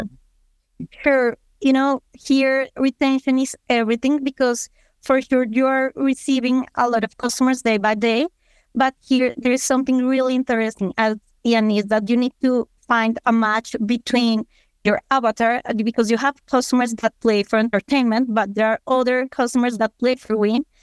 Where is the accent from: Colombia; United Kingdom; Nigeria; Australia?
Colombia; I'm from Colombia